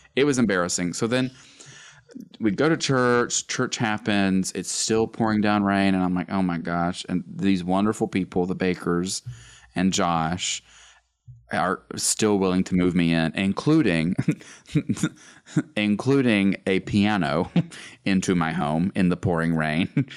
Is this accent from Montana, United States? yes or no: no; Gadsden, Alabama, United States; I was born and raised in Gadsden, Alabama, good old Northeast Alabama.